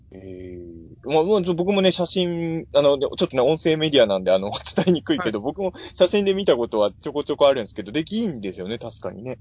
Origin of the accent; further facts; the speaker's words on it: Japan; 新張り僕の実家の最寄り